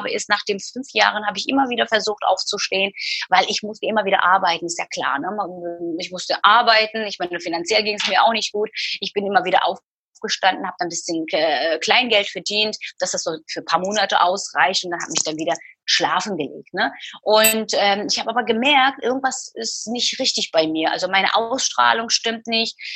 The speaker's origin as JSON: {"language": "German", "region": "Istanbul", "country": "Turkey", "tie": "born or raised there", "said": "Ich habe Freunde, die sind äh, in Istanbul. Ich bin in Istanbul geboren und aufgewachsen. Meine wahre Freunde, so richtige Freunde, die, die leben in der, in der Türkei, in Istanbul."}